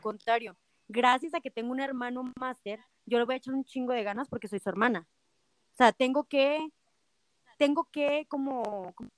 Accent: Nochistlán, Zacatecas, Mexico; also born or lived in Guadalajara / United States; now in Aguascalientes, Mexico; Yo soy de Nochistlán, Zacatecas

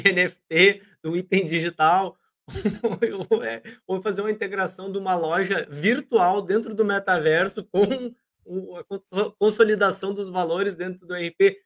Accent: Brazil

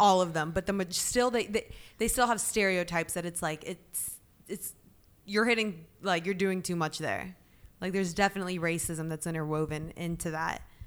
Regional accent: Alpharetta, Georgia, United States; also born or lived in Atlanta; we grew up in Alpharetta, right? Which is very white very privileged

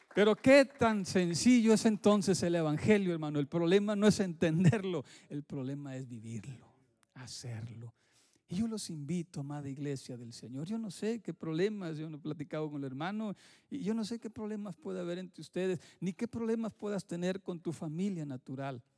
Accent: Mexico; moved away; en mi tierra sí sucede

